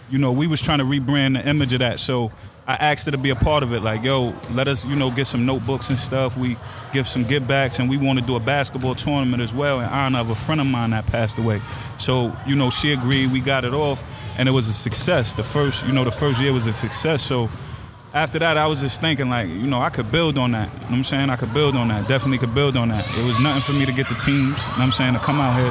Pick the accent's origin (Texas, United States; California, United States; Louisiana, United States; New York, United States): New York, United States; Amityville; I grew up in Amityville